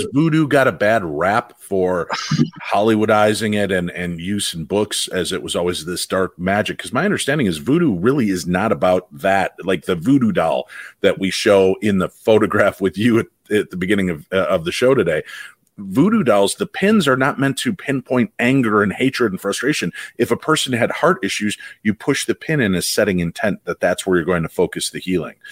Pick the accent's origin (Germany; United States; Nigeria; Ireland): United States; Illinois; growing up in Illinois